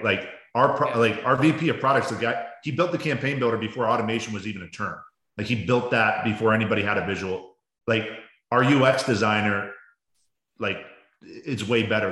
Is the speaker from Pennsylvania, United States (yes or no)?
no; Baltimore, Maryland, United States; now in Arizona, United States; I grew up in Baltimore